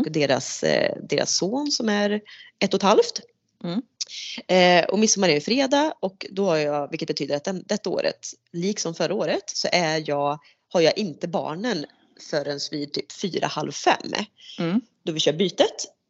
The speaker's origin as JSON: {"language": "Swedish", "country": "Sweden", "said": "det som svensk"}